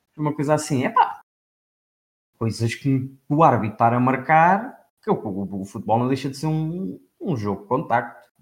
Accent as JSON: {"language": "Portuguese", "country": "Portugal", "said": "como Tuga, não é? Sou Tuga."}